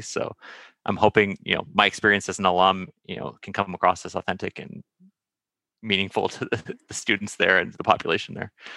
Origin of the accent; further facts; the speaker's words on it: Santa Monica, California, United States; I grew up in Santa Monica